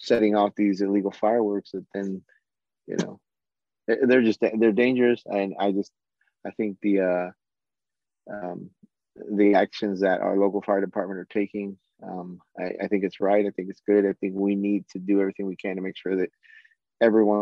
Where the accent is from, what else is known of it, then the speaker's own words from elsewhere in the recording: Turlock, California, United States; also born or lived in Santa Cruz; now in Modesto, United States; I was born and raised in Turlock.